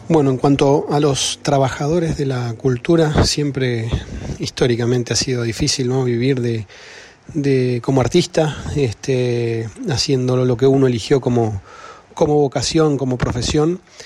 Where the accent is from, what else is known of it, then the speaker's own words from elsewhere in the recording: Buenos Aires, Argentina; somos de Buenos Aires, de Capital.